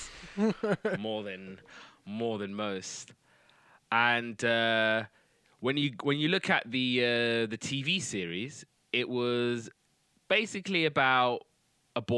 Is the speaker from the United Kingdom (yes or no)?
yes; United Kingdom; I'm British.